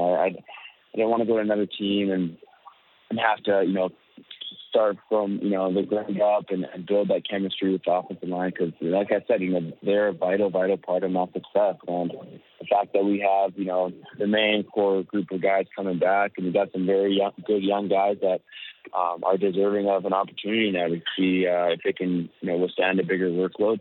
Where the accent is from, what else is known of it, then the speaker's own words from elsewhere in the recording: Winnipeg, Manitoba, Canada; my hometown